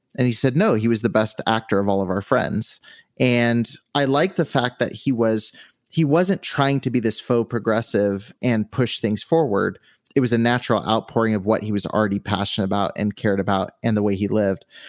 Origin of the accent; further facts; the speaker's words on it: California, United States; I grew up in California